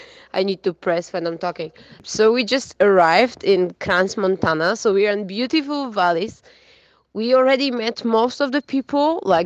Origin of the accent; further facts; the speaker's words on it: Gdańsk, Pomeranian Voivodeship, Poland; now in Zurich, Switzerland; I come from Poland, from Gdańsk, which is a city size of Zurich at the coast in the north.